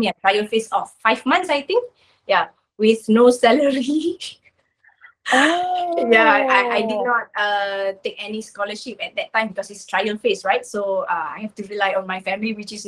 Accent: Batu Gajah, Perak, Malaysia; I'm from Ipoh, actually. Not Ipoh, Batu Gajah. Batu Gajah is like suburbs of Ipoh. Yeah. So just near to my hometown

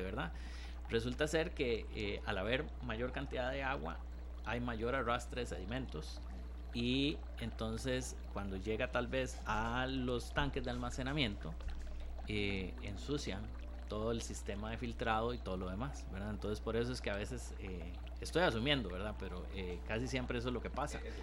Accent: Costa Rica; also born or lived in Goicoechea; de nosotros como costarricenses, ¿verdad? Incluyéndome

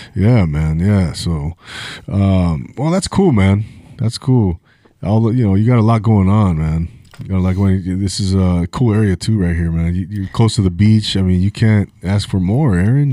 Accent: Rancho Cucamonga, California, United States; now in Ventura, United States; I grew up in Rancho Cucamonga, Inland Empire

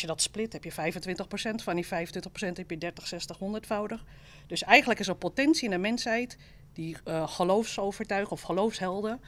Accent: Amsterdam, North Holland, Netherlands; accent: Amsterdam; je hoort ook dat ik uit Amsterdam kom

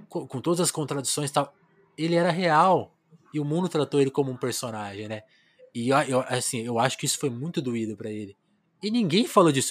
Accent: Ribeirão Preto, São Paulo, Brazil; moved away; Eu também sou do interior de São Paulo, de Ribeirão, embora eu tenha nascido em São Paulo, mas eu fiz esse trajeto interior e capital

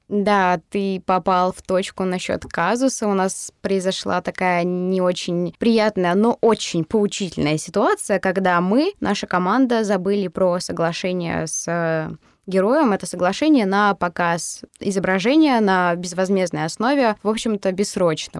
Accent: Mari El, Russia; я из Мариэл

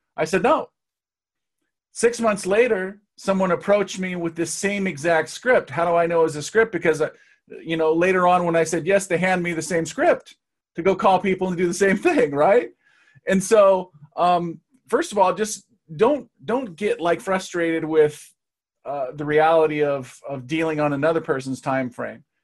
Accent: Seattle, Washington, United States; people came to Seattle, which is my hometown

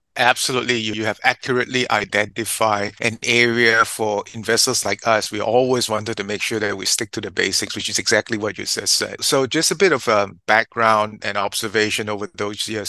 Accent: Singapore; also born or lived in United States; I was born in Singapore, educated here, and in the US.

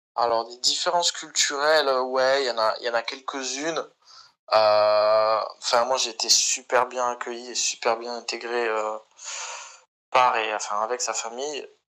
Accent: France; accent: French; moved away; also born or lived in Barcelona, Spain; je suis de Barcelone. Bah, j'y vivais, tu vois, mais avec un air bien français

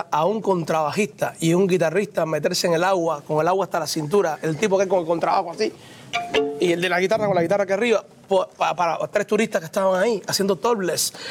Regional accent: Cuba; moved away as an adult; yo salí de Cuba con la Sinfónica de Matanzas como primer violín

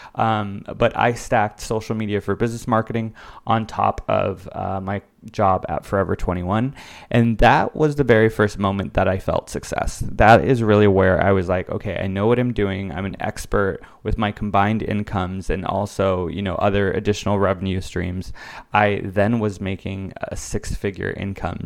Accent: West Covina, California, United States; now in New York, United States; I am originally from Los Angeles, California, and I decided to attend the university, Loyola Marymount University, which is about an hour drive away from my hometown of West Covina

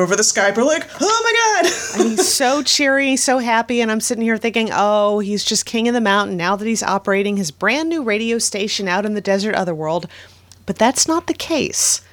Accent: Florida, United States; Elizabeth and I grew up in Florida

